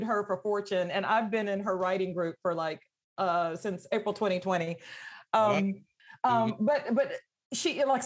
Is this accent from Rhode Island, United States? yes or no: no; Georgia, United States; my home state